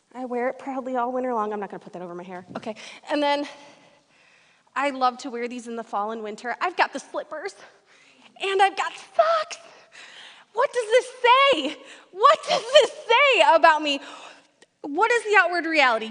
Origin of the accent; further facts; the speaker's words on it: Detroit, Michigan, United States; now in Fargo, United States; I did not grow up here in Fargo. I grew up in Metro Detroit, Michigan